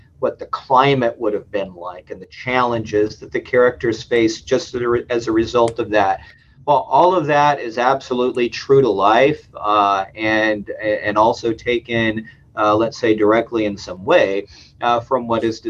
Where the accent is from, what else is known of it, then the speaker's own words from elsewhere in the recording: United States; also born or lived in Finland; I'm an American doing this, right? I mean, I'm not Finnish